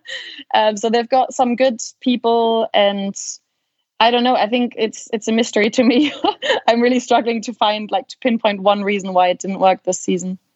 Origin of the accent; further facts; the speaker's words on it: Hamburg, Germany; I grew up in Hamburg.